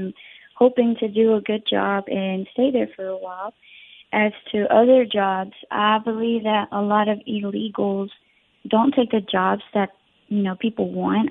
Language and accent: English; Forest, Mississippi, United States; also born or lived in Puebla, Mexico / Texas; we moved to Forest, Mississippi when I was only 2 years old. And that's where my mom started working, and we've just lived in Forest for the rest of our lives.